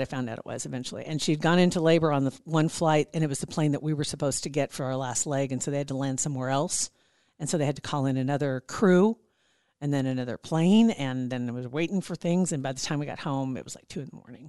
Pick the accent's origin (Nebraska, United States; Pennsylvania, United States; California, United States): Nebraska, United States; I'm from Nebraska